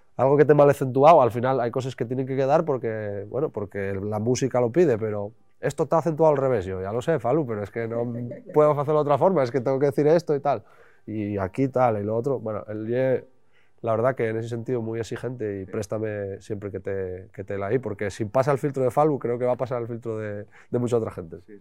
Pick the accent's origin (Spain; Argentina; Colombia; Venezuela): Spain; Llanera, Asturias; la gente de aquí de Llanera